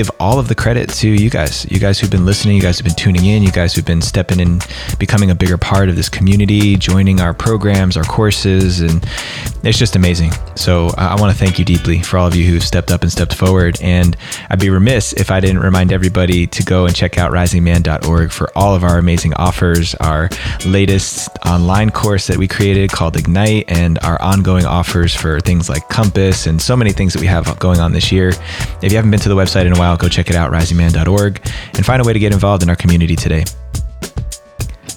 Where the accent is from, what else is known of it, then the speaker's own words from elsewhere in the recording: New Jersey, United States; accent: New Jersey; moved away; my New Jersey accent